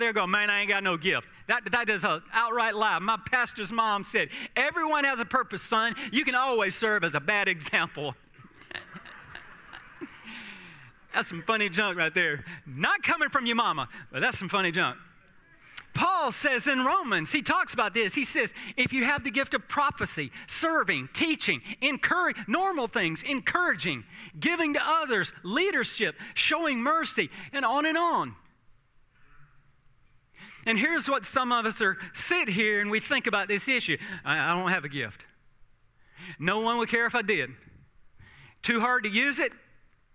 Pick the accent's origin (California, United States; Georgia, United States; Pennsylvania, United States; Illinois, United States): Georgia, United States; South; I grew up in South Georgia